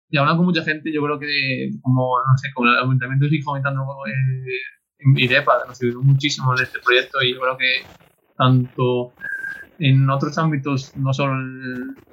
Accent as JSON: {"language": "Spanish", "town": "Gijón", "region": "Asturias", "country": "Spain", "said": "De Gijón."}